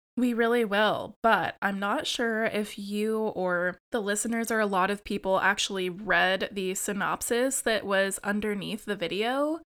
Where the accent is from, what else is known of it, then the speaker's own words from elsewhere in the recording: United States; your American co-host